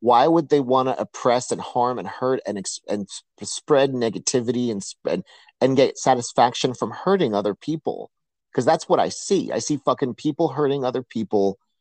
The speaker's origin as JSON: {"language": "English", "town": "New York City", "region": "New York", "country": "United States", "tie": "born or raised there", "said": "I grew up in New York City"}